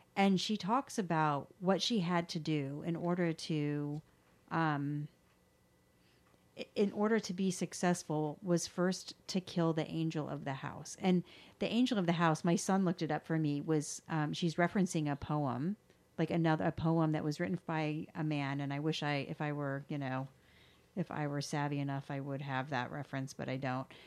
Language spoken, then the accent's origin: English; the South, United States; I grew up in the South